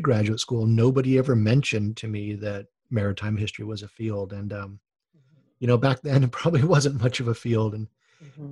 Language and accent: English; Honolulu, Hawaii, United States; moved away; I grew up on boats in Honolulu